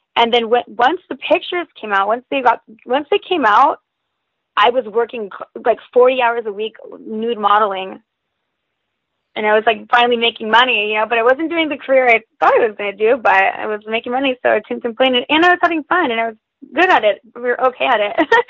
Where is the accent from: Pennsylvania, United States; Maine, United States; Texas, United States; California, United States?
California, United States; Hollister; also born or lived in Gilroy / San Jose / San Francisco; now in Los Angeles, United States; I'm from California. I've lived in California my whole life, and I went to a really really small high school called Hollister High School